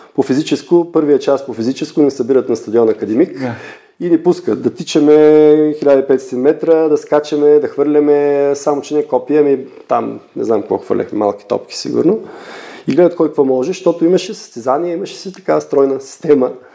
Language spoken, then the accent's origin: Bulgarian; Gabrovo, Gabrovo Province, Bulgaria; now in Hamburg, Germany; когато бях на 15 години в моя роден град Габрово